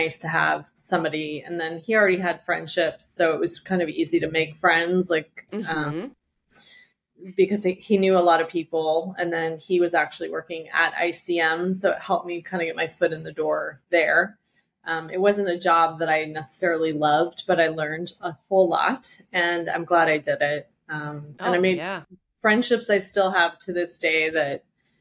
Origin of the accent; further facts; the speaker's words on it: Colorado, United States; moved away as an adult; now in Los Angeles, United States; in Colorado where I'm from